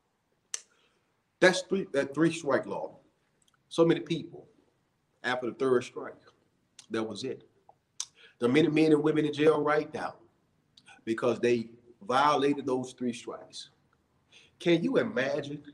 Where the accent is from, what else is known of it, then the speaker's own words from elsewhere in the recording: Montgomery, Alabama, United States; I grew up in Montgomery, Alabama